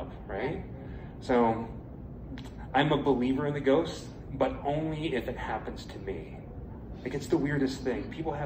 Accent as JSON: {"language": "English", "town": "Pittsburgh", "region": "Pennsylvania", "country": "United States", "tie": "born or raised there", "said": "growing up in Pittsburgh, my mother was a huge horror fan"}